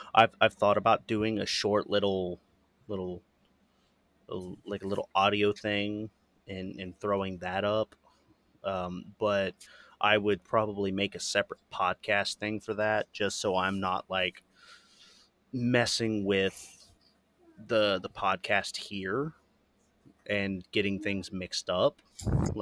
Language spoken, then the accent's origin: English; Florida, United States; That is my home state